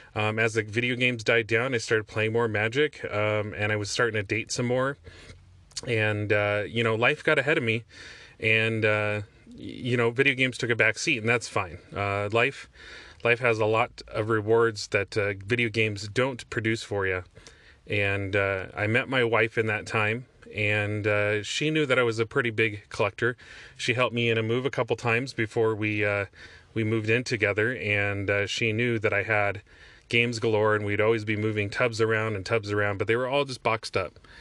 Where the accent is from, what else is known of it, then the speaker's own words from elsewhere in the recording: Olympia, Washington, United States; the west side of Olympia, my hometown